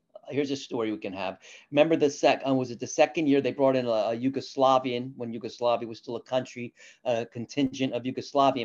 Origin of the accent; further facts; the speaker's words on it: United States; as an American